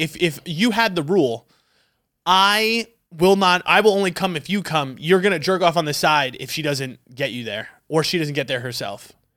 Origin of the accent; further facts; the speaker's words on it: New York, United States; now in Arizona, United States; I was back home from New York